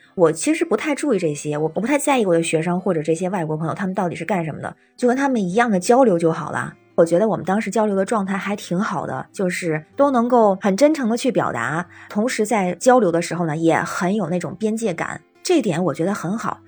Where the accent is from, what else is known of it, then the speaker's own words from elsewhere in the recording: Tianjin, China; now in Beijing, China; 我是天津人，在北京